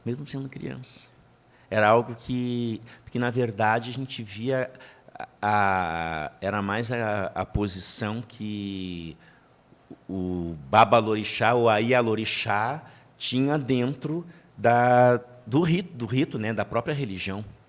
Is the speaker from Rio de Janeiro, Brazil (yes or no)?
no; Porto Alegre, Rio Grande do Sul, Brazil; eu sou natural do Rio Grande do Sul, é, da cidade de Porto Alegre. Eu costumo dizer que, que eu sou gaúcho, preto, mas gaúcho